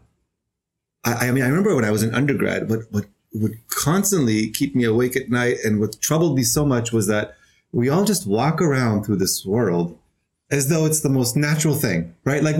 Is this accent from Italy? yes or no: no; Israel; moved away as an adult; now in New York City, United States; I'm originally from Israel. I've been in New York City for almost 6 years